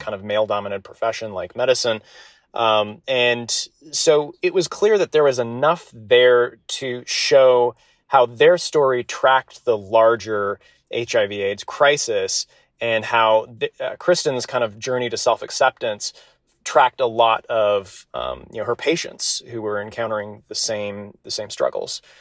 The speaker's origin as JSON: {"language": "English", "town": "Salt Lake City", "region": "Utah", "country": "United States", "tie": "born or raised there", "said": "born and raised in Salt Lake City."}